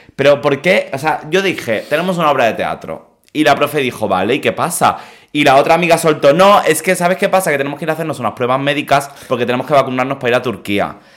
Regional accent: Mallorca, Balearic Islands, Spain; Yo no decía que era de Mallorca

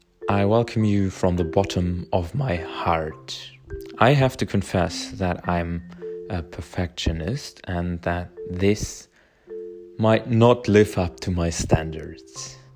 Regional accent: Germany; I'm from Germany and I'm 20 years old.

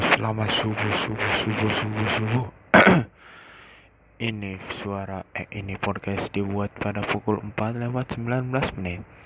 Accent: Cikampek, West Java, Indonesia; kenalin dulu nih, gua anak Cikampek. Perpisahan dari Karawang karena dari Cikampek ke Karawang cukup jauh.

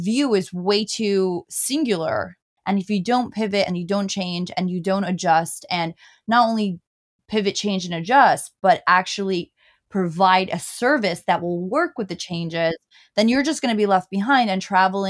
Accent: New York City, New York, United States; I'm from New York City. I'm a New York City resident, and I'm actually in Austin right now.

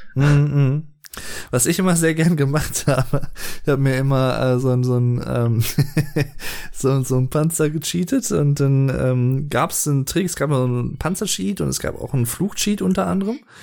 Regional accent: Berlin, Germany; Ich komme ja auch aus Berlin

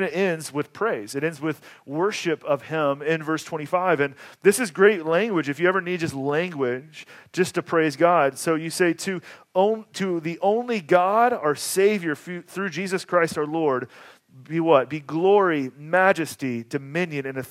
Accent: Atlanta, Georgia, United States; moved away; I grew up in Atlanta

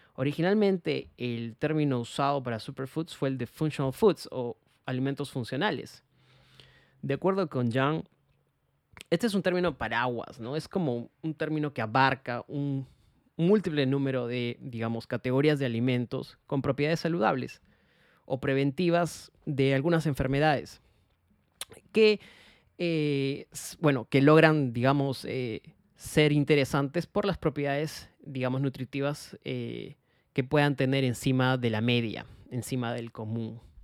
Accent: Peru; como peruanos

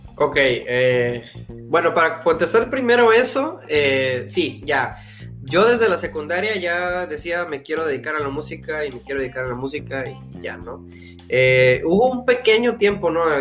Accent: Valle Hermoso, Tamaulipas, Mexico; now in Edinburg, United States; soy de Vallehermoso, Tamaulipas.

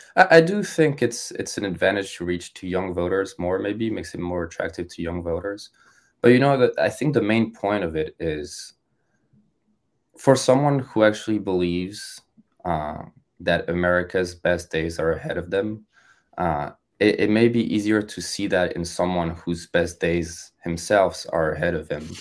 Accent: France; moved away as an adult; also born or lived in Ohio; now in United States; I was born and raised in France

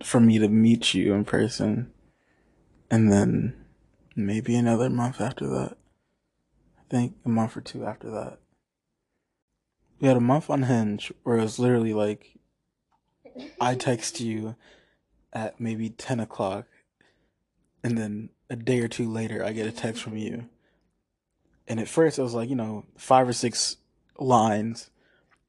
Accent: Maryland, United States; also born or lived in Orlando, Florida; I was born in Orlando, Florida, but grew up in Maryland. So, yes, I am Southern at heart.

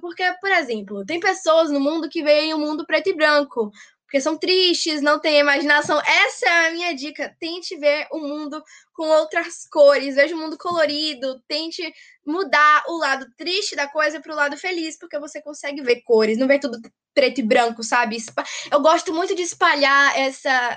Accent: Jequié, Bahia, Brazil; sou de Jiquié, na Bahia

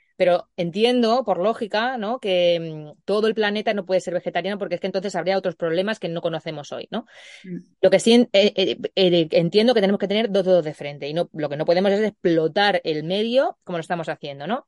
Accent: Puertollano, Castilla-La Mancha, Spain; en mi pueblo, en Puerto Llano, pues no, no tanto en Puerto Llano porque es un poquito más grande

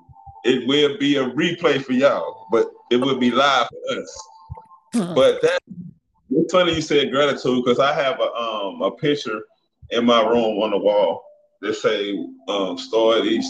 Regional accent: East St. Louis, Illinois, United States; moved away as an adult; also born or lived in Brooklyn, Illinois; I'm originally from Brooklyn, Illinois, East St. Louis, Illinois, the Midwest. I relocated just to do something different

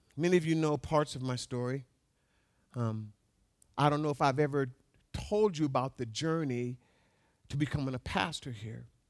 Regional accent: Alaska, United States; having been born and raised in Alaska

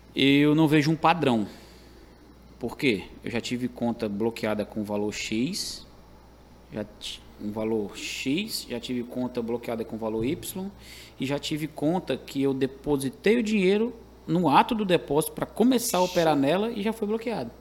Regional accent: Caucaia, Ceará, Brazil; moved away as an adult; now in Fortaleza, Brazil; Onde eu cresci, né? Tive minha infância, adolescência, na, no saudoso bairro da Jurema

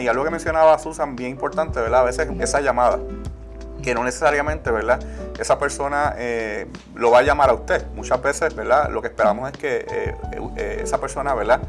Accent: Puerto Rico; nosotros como puertorriqueños

